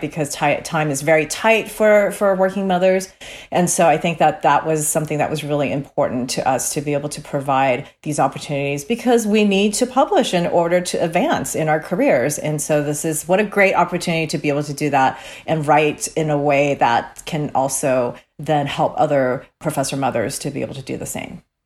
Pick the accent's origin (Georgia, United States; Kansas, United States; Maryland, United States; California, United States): California, United States; Cerritos; grew up in Cerritos, California